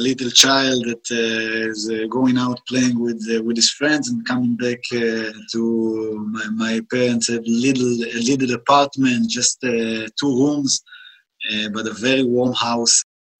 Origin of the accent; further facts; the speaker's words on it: Jerusalem, Jerusalem District, Israel; I was born here in Israel, in Jerusalem, 30 years ago, in a really simple and really tiny neighborhood. That's called the Kurdish neighborhood.